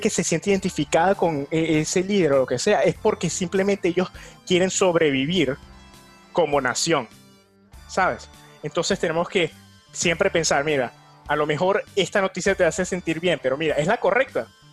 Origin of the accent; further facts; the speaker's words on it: Venezuela; now in New York, United States; en mi país natal, en Venezuela